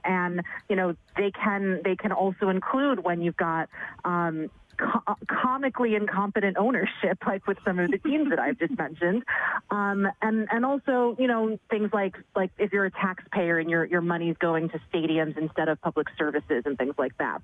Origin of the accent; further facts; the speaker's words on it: New York City, New York, United States; born and raised in New York City